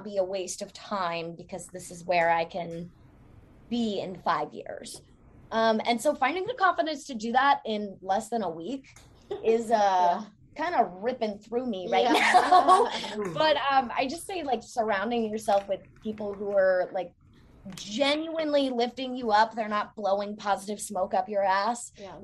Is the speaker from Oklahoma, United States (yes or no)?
no; Newport News, Virginia, United States; now in Norfolk, United States; I was born in Newport News